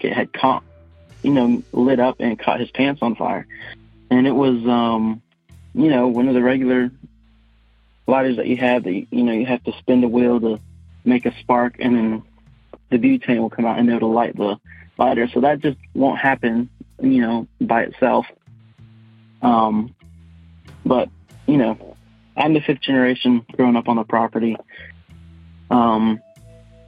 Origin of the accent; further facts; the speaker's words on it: Wendell, North Carolina, United States; I'm from Wendell, North Carolina, kind of a small town. I now own the house that my grandfather built in 1985, grew up in that house